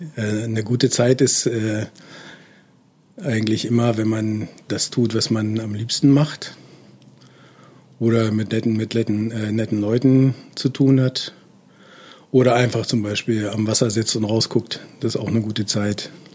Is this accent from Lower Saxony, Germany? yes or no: yes; Göttingen, Lower Saxony, Germany; also born or lived in Kassel; now in Berlin, Germany; Ich bin nämlich ein Nordhesse, ich bin in Kassel geboren, aber ich hab, äh, bin seit frühester Kindheit äh, dann sehr lange in Göttingen äh, bin ich sozusagen aufgewachsen